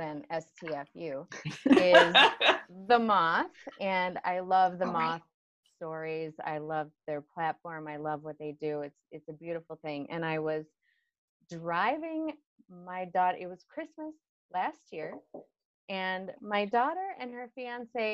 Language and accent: English; Illinois, United States; moved away as an adult; also born or lived in northern Wisconsin; now in Chicago, United States; I was born in Illinois, 7 pounds, 14 ounces. When I was 19 years old, I moved up to northern Wisconsin, where I lived for 20 years